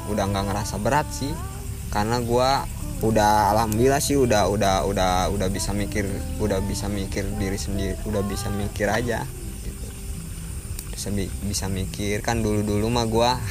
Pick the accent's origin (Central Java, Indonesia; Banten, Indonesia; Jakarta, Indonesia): Banten, Indonesia; Tangerang; Tangerang bahasa gua agak beda makanya